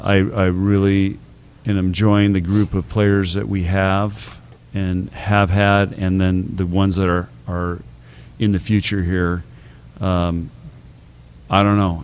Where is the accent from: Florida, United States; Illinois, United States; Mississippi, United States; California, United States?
California, United States; San Diego; now in Nebraska, United States; I grew up in San Diego